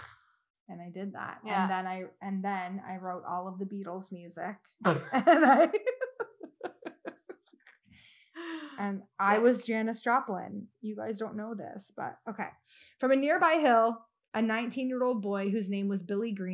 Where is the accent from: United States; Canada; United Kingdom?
Canada; Hamilton, Ontario; I grew up in Stony Creek, Ontario, which is now just known as Hamilton